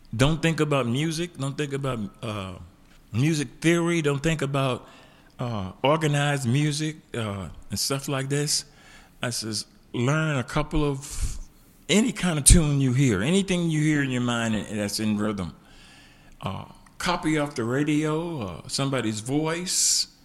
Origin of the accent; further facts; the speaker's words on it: Tampa, Florida, United States; moved away as an adult; also born or lived in Columbus, Georgia; now in Birmingham, United States; I spent most of my vulnerable years in Tampa, Florida